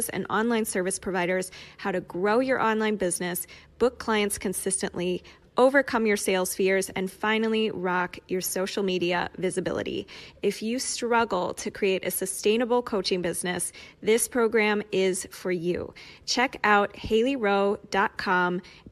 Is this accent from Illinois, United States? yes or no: yes; Chicago, Illinois, United States; now in South Carolina, United States; I'm in South Carolina, and I'm from Chicago, so I escaped the cold